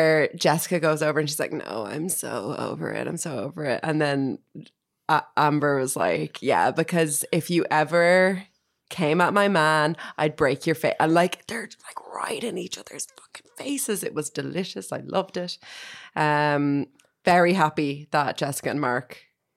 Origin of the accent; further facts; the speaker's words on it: Ireland; as an Irish person